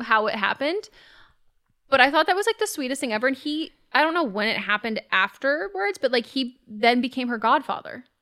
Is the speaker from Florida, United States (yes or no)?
no; California, United States; I am born and raised in California